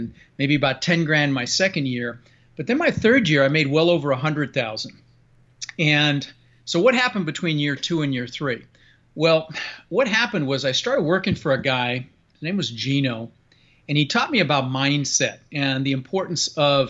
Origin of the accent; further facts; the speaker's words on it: Denver, Colorado, United States; moved away; also born or lived in Netherlands; I immigrated to this country from Holland when I was 6 years old with my brother Albert and my mother Zvancha. Came across on a big ship and ended up in Denver, Colorado, and where I lived for the next 30 years